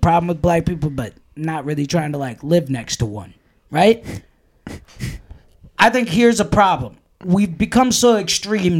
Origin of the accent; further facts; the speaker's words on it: Oskaloosa, Iowa, United States; I grew up in Oskaloosa